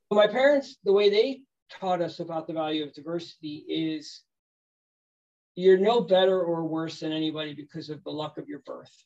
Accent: United States; moved away; also born or lived in Sweden; as an American

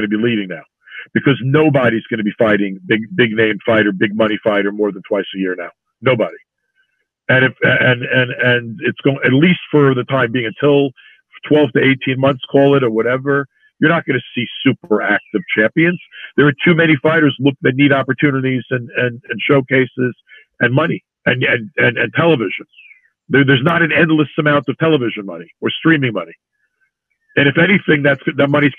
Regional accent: New York City, New York, United States; he talked about growing up in Brooklyn. And it turns out he and I grew up within a few blocks from one another

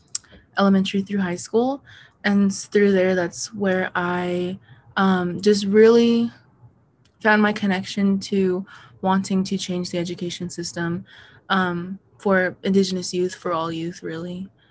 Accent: Denver, Colorado, United States; I'm from Denver, Colorado, but my family is from Oklahoma. Part of my family is. I am currently in college, my first year. I just finished my first quarter at the University of Denver.

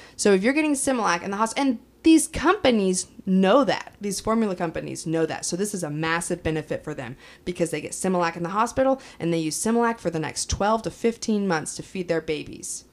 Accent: Kansas, United States; I'm from Kansas, but, like, I didn't grow up on a farm

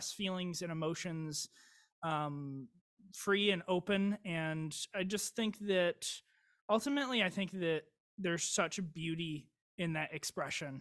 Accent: Downriver area of Michigan, United States; I grew up in the Downriver area of Michigan

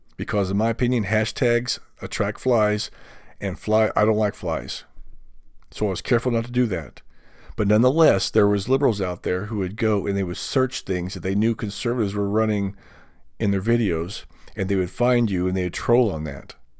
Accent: United States; as an American

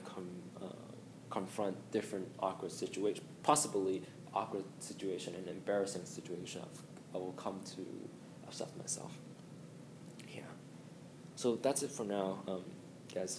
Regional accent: Hong Kong; I'm actually from Hong Kong

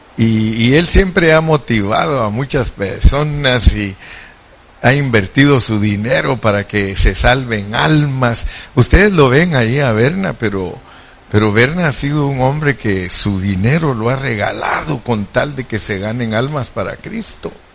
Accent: Mexico; como buen mexicano

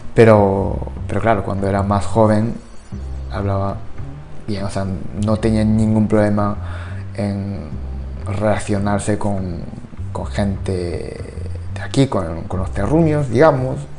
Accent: Japan; Spanish is a second language; now in Spain; yo soy de Japón.

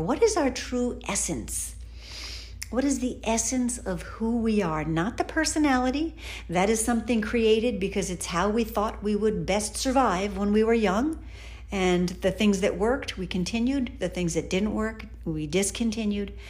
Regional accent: Philadelphia, Pennsylvania, United States; I was born in Philadelphia

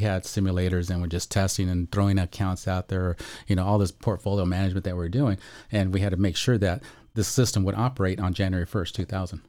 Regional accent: Chula Vista, California, United States; also born or lived in North County San Diego; I'm Chula Vista gra-, raised, born and raised, hospitaled, and, um, now I'm, of course, in North County

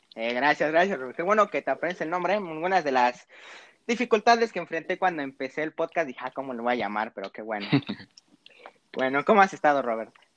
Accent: Monterrey, Nuevo León, Mexico; accent: regiomontano; mi, mi acento regiomontano que mis papás me han hecho recalcar que al parecer hablo como regio

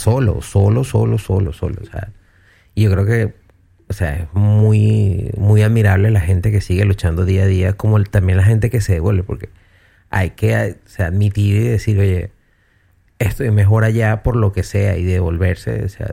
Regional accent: Venezuela; moved away; mi primera vez que salí de Venezuela

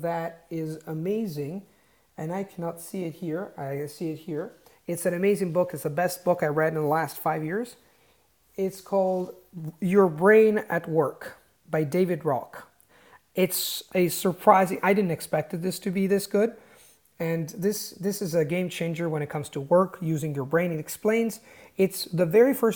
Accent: Italy; English is a second language; I was born in Italy, my tribe is Italian.

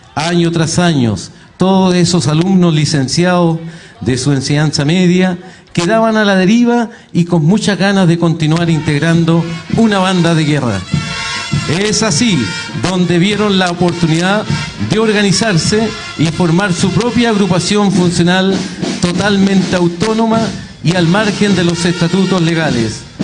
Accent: Chile

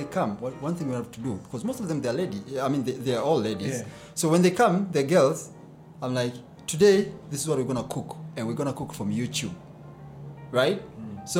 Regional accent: Tanga, Tanga Region, Tanzania; moved away; also born or lived in Lushoto; most of our life we spent in Tanga, then we moved here

